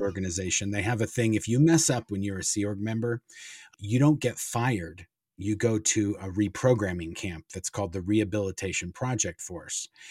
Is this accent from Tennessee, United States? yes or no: no; Los Angeles, California, United States; also born or lived in Kansas City, Missouri; we moved from Kansas City, my mom, my dad, and my sister, and as soon as, basically, as soon as we moved to, to California